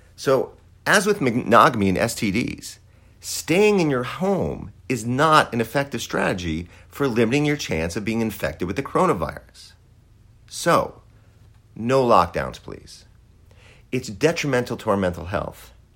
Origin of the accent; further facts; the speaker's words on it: Wisconsin, United States; I grew up in Wisconsin